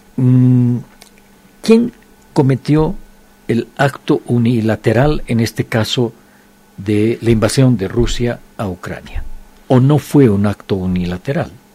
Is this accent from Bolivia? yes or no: yes; Bolivia